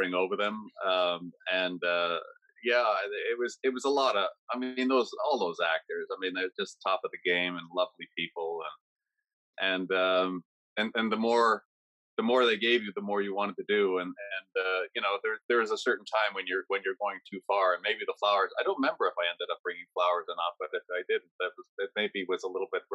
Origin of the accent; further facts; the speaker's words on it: Canada; being a Canadian